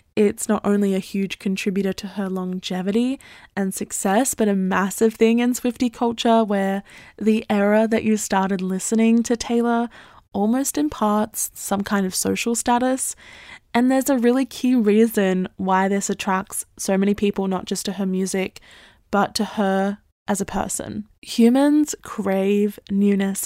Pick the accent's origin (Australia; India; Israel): Australia; I'm Australian